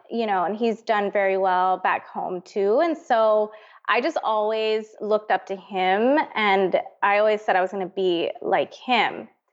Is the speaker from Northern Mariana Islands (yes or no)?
yes; Northern Mariana Islands; moved away as an adult; I'm from Saipan. It's a tiny little island in the Pacific.